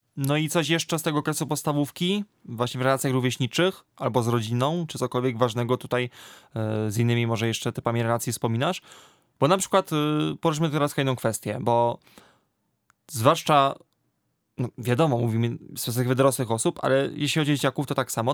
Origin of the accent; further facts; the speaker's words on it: near Częstochowa, Silesian Voivodeship, Poland; bo w województwie śląskim, bo pochodzę z okolic Częstochowy